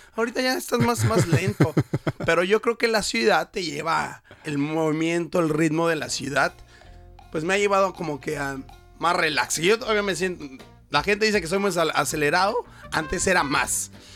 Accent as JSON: {"language": "Spanish", "town": "Toluca", "region": "State of Mexico", "country": "Mexico", "tie": "born or raised there", "also_born_or_lived": "Metepec", "moved": "as an adult", "lives_now": "Brisbane, Australia", "said": "Aunque vivía en Metepec, Estado de México, pero toda mi familia es de Ciudad de México. Pero yo nací en Toluca"}